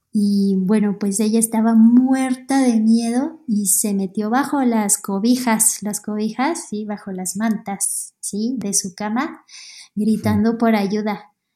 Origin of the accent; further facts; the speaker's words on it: Quito, Pichincha, Ecuador; soy de Quito, Ecuador